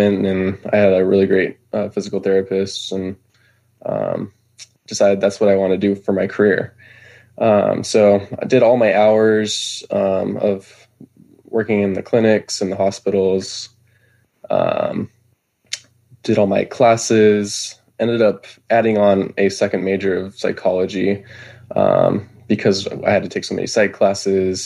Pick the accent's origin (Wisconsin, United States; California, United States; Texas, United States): California, United States; Bay Area; moved away as an adult; now in Idaho, United States; I was originally from California